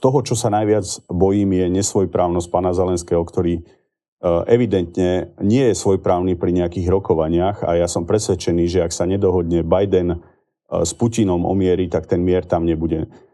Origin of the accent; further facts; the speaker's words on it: Slovakia; Ja som Slovák. Milujem tento národ, milujem tento štát.